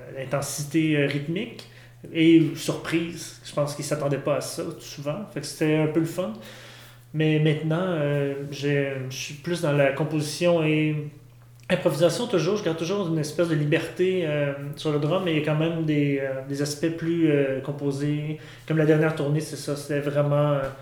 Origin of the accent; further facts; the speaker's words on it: Saint-Hyacinthe, Quebec, Canada; je viens de Saint-Hyacinthe